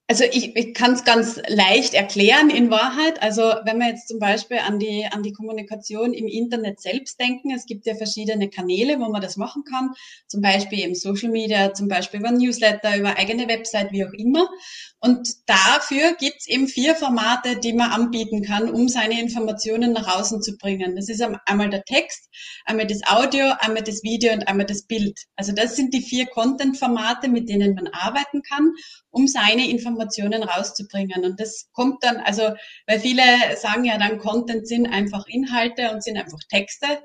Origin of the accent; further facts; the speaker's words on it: Styria, Austria; now in Tyrol, Austria; die bin ja aus der Steiermark, wohne in Tirol, ähm, dort eben auch sehr oft einmal in die Steiermark gefahren bin